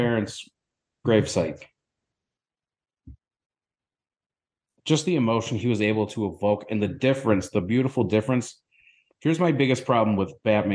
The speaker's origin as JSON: {"language": "English", "area": "Southtowns", "region": "Western New York", "country": "United States", "said": "I'm from the South Towns part of Western New York"}